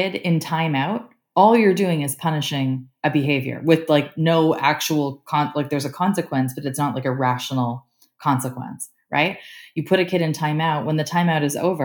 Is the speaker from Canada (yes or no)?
yes; Canada; I'm Canadian